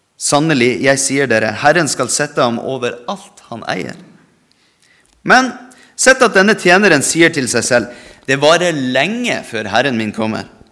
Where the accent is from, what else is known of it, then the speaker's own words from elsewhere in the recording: Norway; vi er født i Norge.